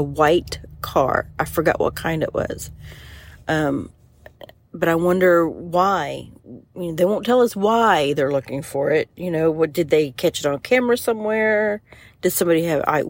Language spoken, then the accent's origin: English; Ohio, United States; moved away; I'm from Ohio